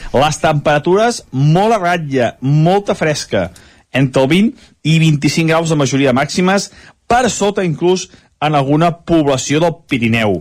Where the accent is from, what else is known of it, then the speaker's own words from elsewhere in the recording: Sant Feliu de Codines, Catalonia, Spain; del nostre poble, del meu poble, de Sant Feliu